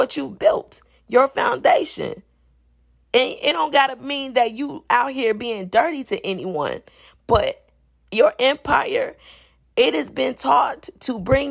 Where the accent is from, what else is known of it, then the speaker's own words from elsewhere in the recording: Chicago, Illinois, United States; I'm from Chicago